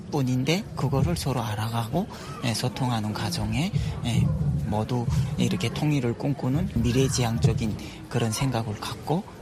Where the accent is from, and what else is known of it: North Korea; moved away as an adult; now in South Korea